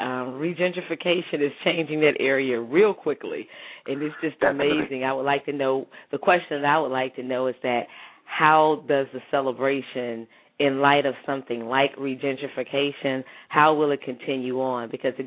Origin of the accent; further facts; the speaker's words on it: Gulfport, Mississippi, United States; when I was growing up in Gulfport, Mississippi, and this was in the 80s